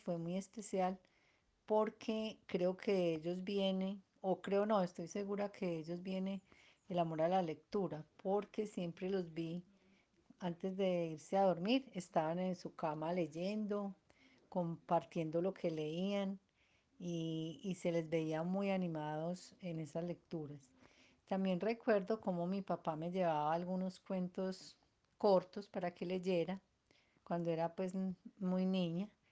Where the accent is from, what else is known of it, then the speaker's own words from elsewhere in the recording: Cali, Valle del Cauca, Colombia; now in Medellín, Colombia; en Cali Valle eh, fuimos seis hermanos